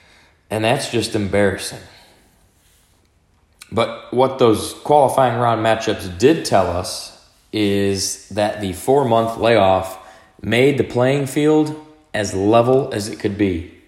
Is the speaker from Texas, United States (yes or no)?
yes; Dallas, Texas, United States; Dallas is my hometown team